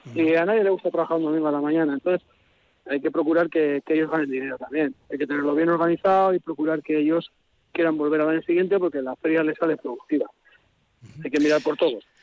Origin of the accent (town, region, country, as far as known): Amurrio, Basque Country, Spain; born or raised there